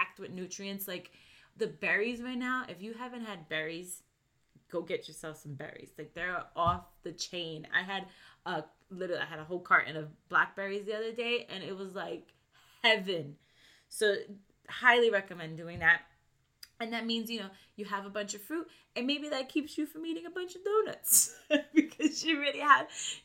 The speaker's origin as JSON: {"language": "English", "region": "New York", "country": "United States", "tie": "born or raised there", "said": "I grew up in New York"}